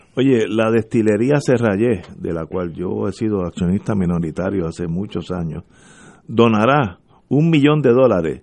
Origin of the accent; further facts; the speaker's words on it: Puerto Rico; nosotros los puertorriqueños